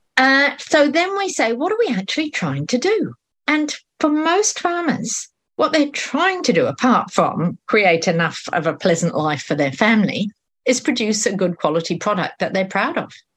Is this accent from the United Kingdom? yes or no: yes; United Kingdom; now in New Zealand; I'm British